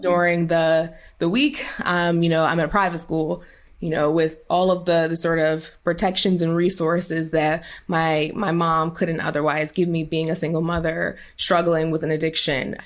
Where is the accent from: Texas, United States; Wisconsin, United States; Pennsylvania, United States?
Pennsylvania, United States; Philadelphia; originally I'm from North Philadelphia